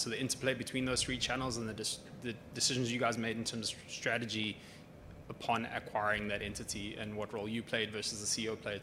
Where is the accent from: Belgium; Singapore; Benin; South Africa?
South Africa; now in Victoria, Canada; I'm from South Africa, but recently moved to Victoria